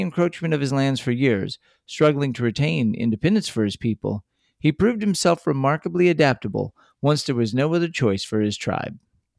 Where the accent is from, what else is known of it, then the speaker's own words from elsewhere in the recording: Texas, United States; three friends born and raised in the Lone Star State share our views on the history, culture, and just what it means to be Texan.